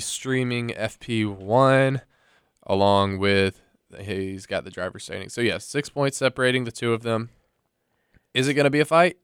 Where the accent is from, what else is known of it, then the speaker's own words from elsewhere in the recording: United States; I'm an American